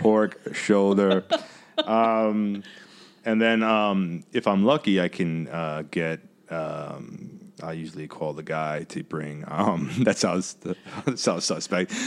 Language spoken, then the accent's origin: English; New York, United States; growing up in New York